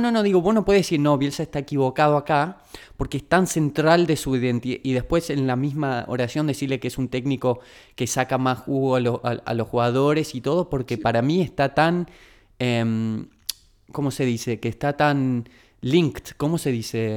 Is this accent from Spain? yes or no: no; Argentina; como argentinos